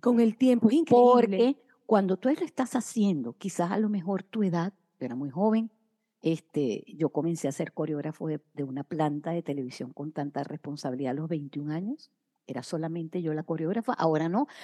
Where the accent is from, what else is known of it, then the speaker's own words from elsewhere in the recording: Caracas, Capital District, Venezuela; moved away as an adult; desde mi ciudad, Caracas, mi país natal, Venezuela